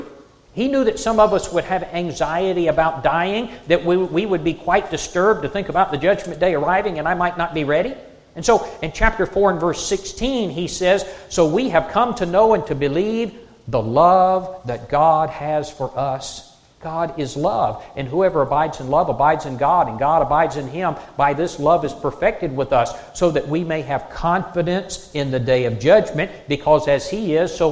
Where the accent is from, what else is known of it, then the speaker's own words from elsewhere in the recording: South Carolina, United States; moved away; I'm from South Carolina